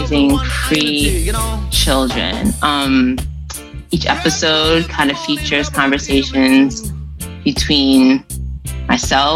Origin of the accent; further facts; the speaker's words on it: New York City, New York, United States; moved away; also born or lived in Brooklyn; I'm from the Bronx